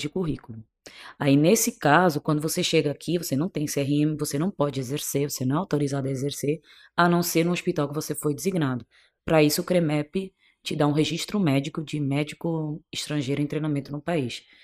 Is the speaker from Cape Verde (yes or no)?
yes; Cape Verde; accent: Portuguese from Portugal; moved away as an adult; also born or lived in Bolivia; now in Brazil; Eu na realidade eu sou cabo-verdiana, sou de um país bem pequenininho